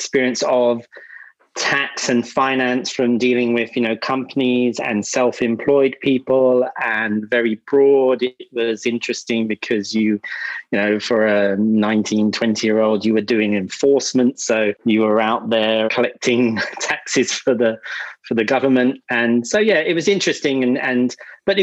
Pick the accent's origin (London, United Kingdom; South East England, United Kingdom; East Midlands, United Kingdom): London, United Kingdom; moved away as an adult; now in Singapore; I'm in Singapore, but I was brought up in London, an Irish family, so I'm of an Irish background, but I grew up in Northwest London